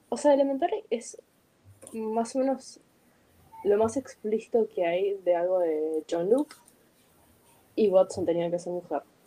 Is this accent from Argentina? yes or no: yes; Argentina